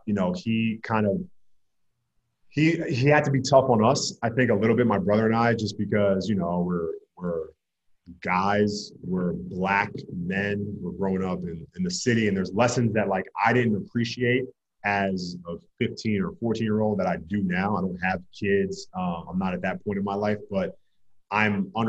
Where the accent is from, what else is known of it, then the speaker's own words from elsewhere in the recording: New York, United States; now in Los Angeles, United States; I'm from New York